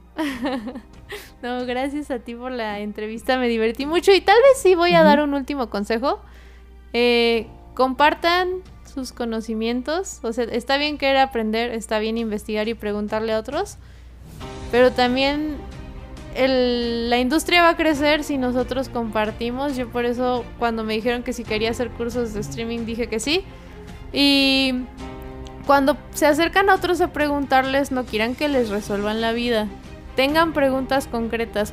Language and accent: Spanish; Mexico